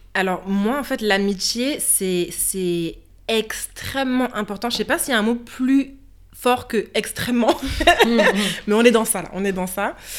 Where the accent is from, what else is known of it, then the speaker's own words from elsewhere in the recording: France; en tant que petite fille noire qui grandit en France